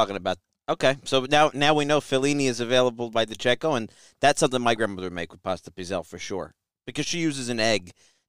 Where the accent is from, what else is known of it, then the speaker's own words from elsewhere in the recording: United States; I never saw it growing up here ever in a million years